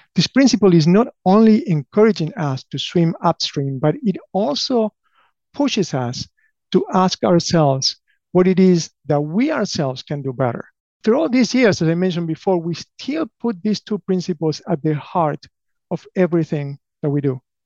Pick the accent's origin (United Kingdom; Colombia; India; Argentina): Argentina; English is a second language; moved away as an adult; also born or lived in Buenos Aires / Patagonia / Durham, North Carolina; now in United States; I grew up in Argentina, alternating between Buenos Aires and the Patagonia of Argentina. I moved to the US uh, more than 25 years ago